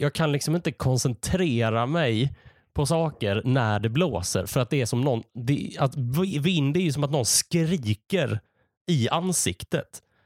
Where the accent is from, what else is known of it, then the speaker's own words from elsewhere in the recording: Malmö, Skåne, Sweden; now in Gothenburg, Sweden; Jag är uppvuxen i Malmö. Numera bor jag i Göteborg.